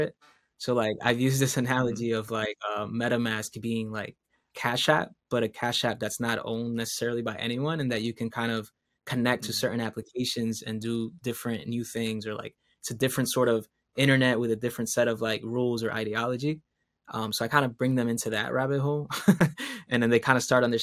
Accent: Caguas, Puerto Rico; moved away; I'm from Caguas

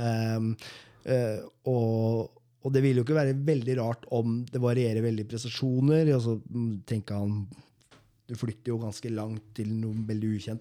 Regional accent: Moss, Østfold, Norway; som mossing

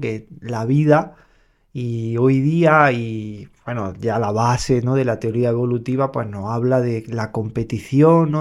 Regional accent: Andalusia, Spain; como buen andaluz

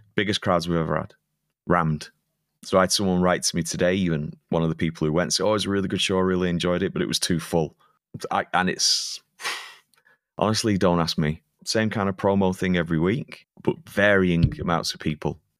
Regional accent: Preston, North West England, United Kingdom; moved away as an adult; now in Munich, Germany; where I'm from, Preston is my hometown

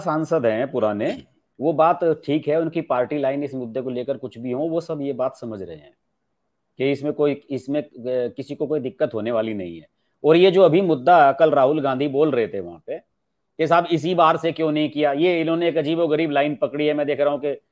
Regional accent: Uttar Pradesh, India; मैं उत्तर प्रदेश का रहने वाला हूं

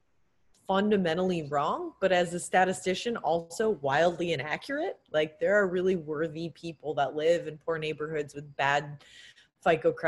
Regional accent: Connecticut, United States; my high school growing up in Connecticut

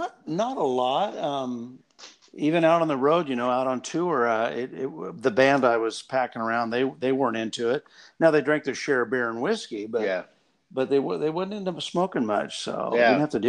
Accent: Oregon, United States; also born or lived in Coos Bay, Oregon; I had never been to Coos Bay growing up in Oregon.

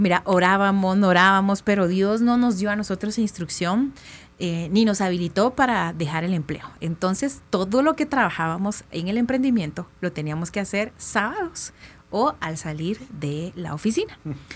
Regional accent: Quetzaltenango, Guatemala; soy del interior de Guatemala, de Shela

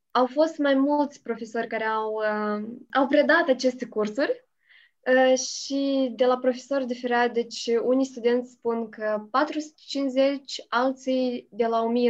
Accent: Hârtopul Mare, Criuleni District, Moldova; moved away as an adult; now in Chișinău, Moldova; Sunt din Hârtopul Mare, raionul Criuleni și am făcut uh, studiile în Hârtopul Mic

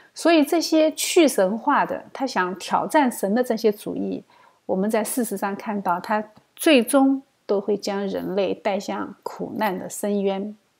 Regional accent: China; 但是我们中国人对血也有相同的判断，我们也相信血里面有生命。

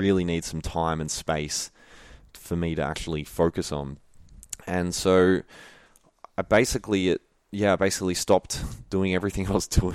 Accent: Melbourne, Victoria, Australia; also born or lived in Wandin, Victoria; I was born and raised in Melbourne

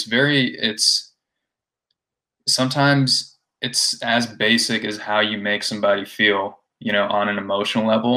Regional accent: India; moved away; I grew up in India

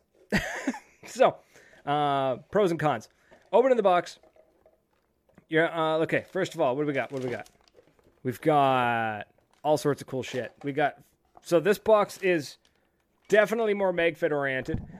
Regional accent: Canada; being a Canadian in California

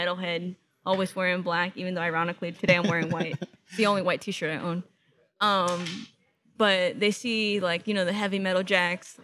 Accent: Los Angeles, California, United States; first language English; I was born in Kaiser Permanente, Venice Boulevard and Cadillac. And the reason I'm saying it like that, because I'm a full-blown, like, L.A. girl

